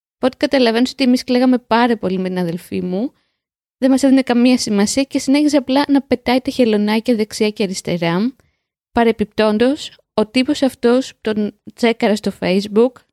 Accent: Piraeus, Attica, Greece; Στο σπίτι μεγαλώσαμε, στον Πειραιά.

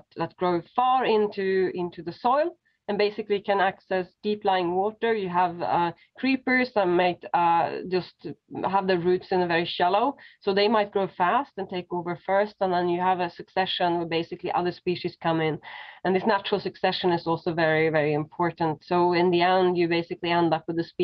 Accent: Sweden; now in Berlin, Germany; I grew up in Sweden, so we learned a lot about nature in school and kindergarten and so on.

